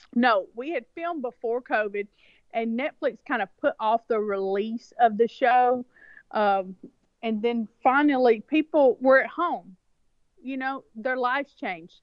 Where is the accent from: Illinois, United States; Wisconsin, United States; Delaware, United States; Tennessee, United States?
Tennessee, United States; rural West; also born or lived in China; I was born, raised, reared, the whole thing right here in, in, in Tennessee